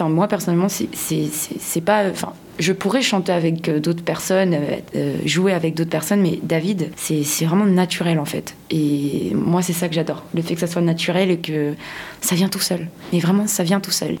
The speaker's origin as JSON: {"language": "French", "country": "Madagascar", "moved": "yes", "said": "je viens de Madagascar et j'y tiens à mon pays"}